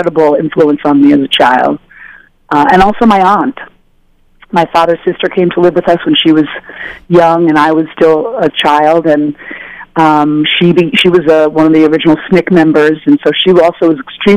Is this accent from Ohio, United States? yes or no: no; New York, United States; my parents believed in us being out in the wild streets of New York